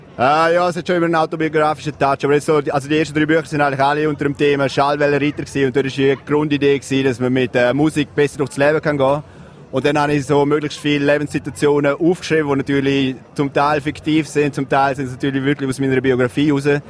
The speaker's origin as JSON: {"language": "German", "region": "Graubünden", "country": "Switzerland", "also_born_or_lived": "Zürich", "moved": "yes", "said": "als Bündner"}